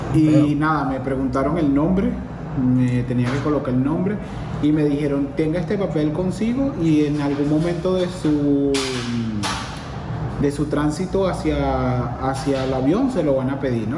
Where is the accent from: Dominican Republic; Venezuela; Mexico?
Venezuela; moved away; soy venezolano